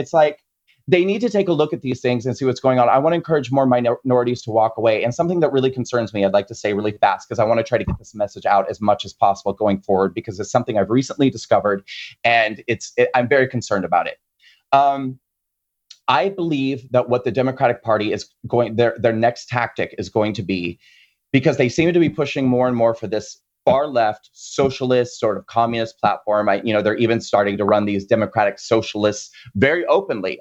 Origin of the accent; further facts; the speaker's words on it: Nebraska, United States; moved away; I grew up in Nebraska